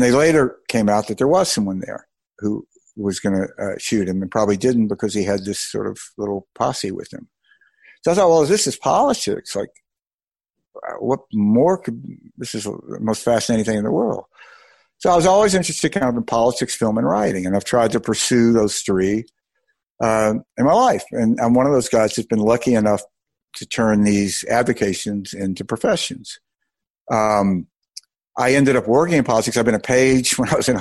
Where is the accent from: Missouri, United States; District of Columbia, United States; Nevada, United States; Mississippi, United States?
Mississippi, United States; I grew up in Mississippi